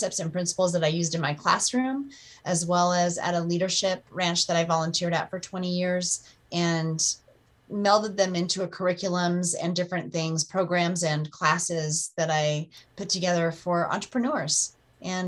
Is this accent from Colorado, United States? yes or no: yes; Breckenridge, Colorado, United States; I grew up in Breckenridge, Colorado, and always been a Colorado girl